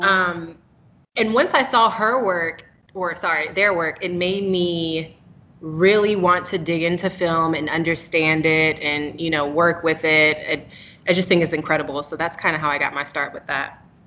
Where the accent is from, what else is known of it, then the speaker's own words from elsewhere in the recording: Raleigh, North Carolina, United States; now in Charlotte, United States; from um, Raleigh, North Carolina originally, but living in Charlotte, North Carolina currently